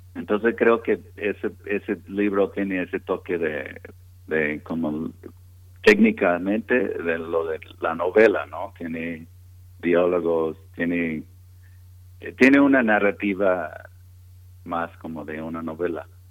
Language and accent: Spanish; Texas, United States; Spanish is a second language; moved away as an adult; also born or lived in California; now in Oaxaca, Mexico; yo crecí en Texas